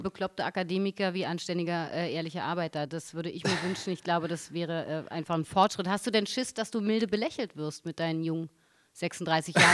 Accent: Berlin, Germany; als Berliner an und für sich kann man nicht hierher kommen, da ist man ja schon

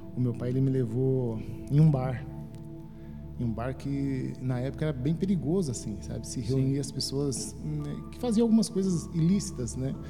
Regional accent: Guarulhos, São Paulo, Brazil; Eu sou natural de São Paulo, Amém. uma família de oito irmãos. Né? Crescemos num bairro bem simples, Sim. de Guarulhos

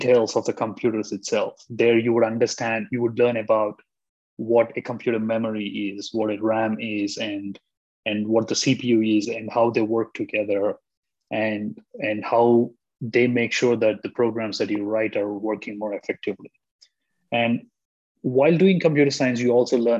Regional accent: India; I'm from India

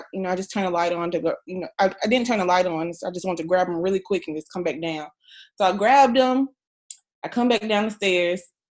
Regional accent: Guam; born there; One fun fact is I was born in Guam.

